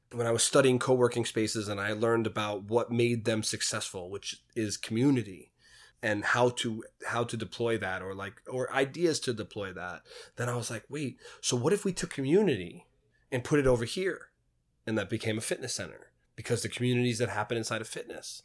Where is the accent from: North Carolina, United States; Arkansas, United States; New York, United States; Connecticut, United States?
New York, United States; New York City; I grew up in Queens in the eighties and nineties